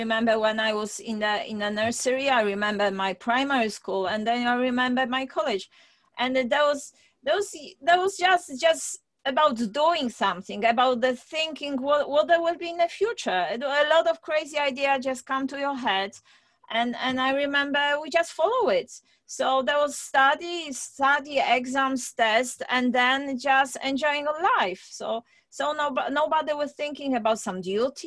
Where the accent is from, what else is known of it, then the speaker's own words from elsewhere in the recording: Poland; moved away as an adult; I'm originally from Poland, and I'm supposed to be a doctor because I finished medical school